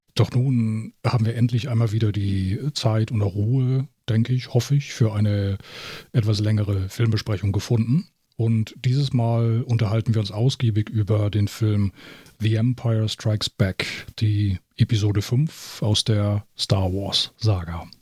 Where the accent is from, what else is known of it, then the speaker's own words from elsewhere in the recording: Germany; bei uns in Deutschland